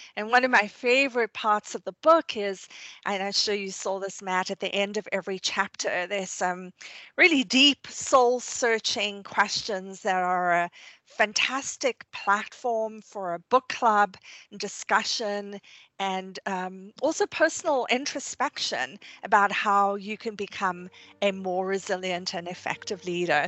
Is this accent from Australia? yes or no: no; South Africa; moved away; I grew up in South Africa